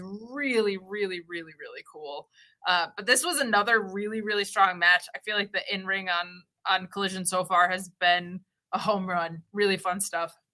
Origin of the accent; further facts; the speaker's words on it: United States; I'm American